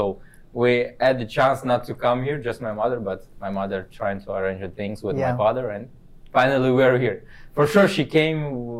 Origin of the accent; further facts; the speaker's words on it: Kazakhstan; English is a second language; also born or lived in Russia; now in Canada; No, I was not born in Russia. I was born in Kazakhstan.